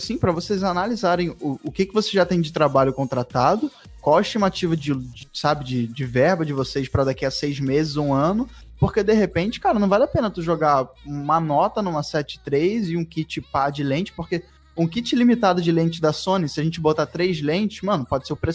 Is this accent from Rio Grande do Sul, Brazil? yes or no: yes; Rio Grande do Sul, Brazil; sou do Rio Grande do Sul.